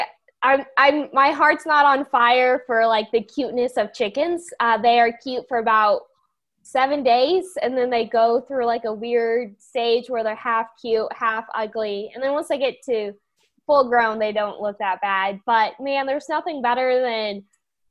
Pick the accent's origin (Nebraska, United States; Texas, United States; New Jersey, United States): Nebraska, United States; Wakefield; I'm from Wakefield, Nebraska, which is in the northeast corner of the state, so go Big Red. I grew up on the farm